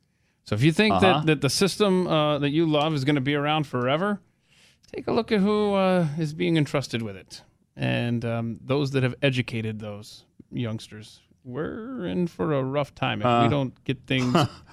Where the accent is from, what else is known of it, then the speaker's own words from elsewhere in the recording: the South, United States; Yeah, I think because I was raised in the South, and our curriculum there called it the cake-eating clause. Just a little regional difference there.